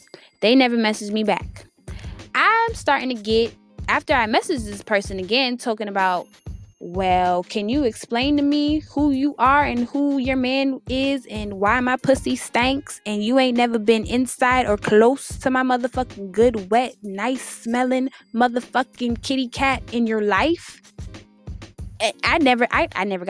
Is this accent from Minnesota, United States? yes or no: no; Worcester, Massachusetts, United States; now in Houston, United States; I grew up in a small town. I grew up in Worcester, Massachusetts. It's right outside of Boston